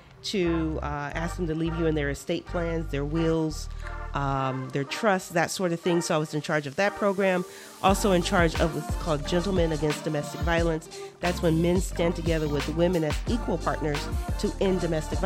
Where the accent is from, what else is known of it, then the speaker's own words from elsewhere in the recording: Los Angeles, California, United States; also born or lived in Naples, Florida; now in Fort Myers, United States; I'm originally from Los Angeles